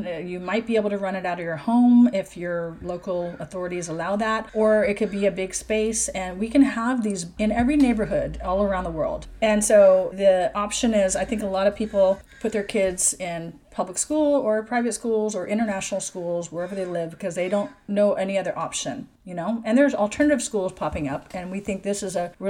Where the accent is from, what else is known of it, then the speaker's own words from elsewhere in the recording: Seattle, Washington, United States; moved away; my home country of the US, which is the Seattle area